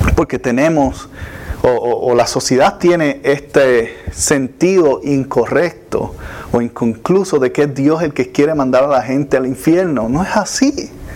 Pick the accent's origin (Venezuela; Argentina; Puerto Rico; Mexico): Puerto Rico; moved away; nosotros estábamos en Puerto Rico, de donde yo soy, estábamos muy cerca de la playa, la escuela quedaba bien cerca de la playa